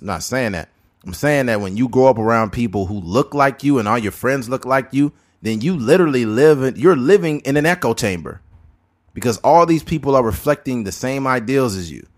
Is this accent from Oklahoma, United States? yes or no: no; California, United States; we're from California